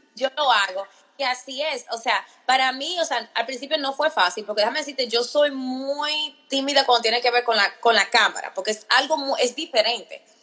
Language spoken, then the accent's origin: Spanish; Virginia, United States; moved away as an adult; now in Maryland, United States; yo me crié en Virginia